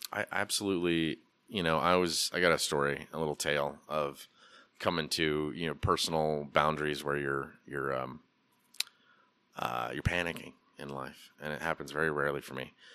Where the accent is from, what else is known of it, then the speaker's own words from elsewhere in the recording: Portland, Oregon, United States; now in Asheville, United States; growing up in Portland in the eighties and nineties